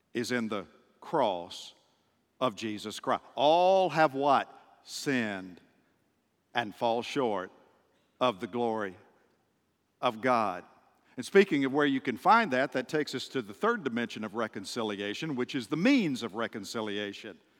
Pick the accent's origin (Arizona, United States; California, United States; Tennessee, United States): Tennessee, United States; just outside of Nashville; moved away; the city where I grew up, just outside of Nashville